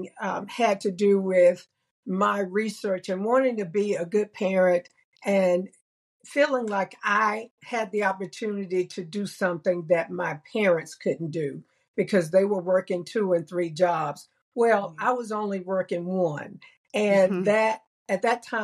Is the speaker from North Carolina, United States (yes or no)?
yes; North Side / Pine Knolls neighborhood, North Carolina, United States; when I was growing up in the North Side neighborhood or the Pine Knolls neighborhood